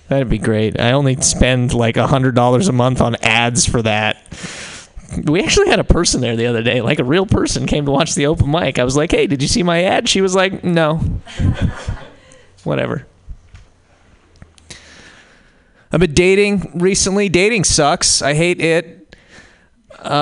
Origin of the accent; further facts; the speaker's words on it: Montana, United States; I'm from Montana